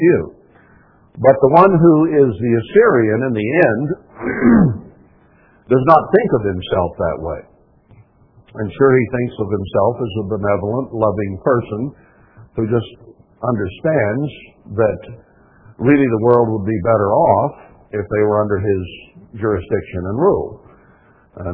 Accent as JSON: {"language": "English", "country": "United States", "said": "as an American"}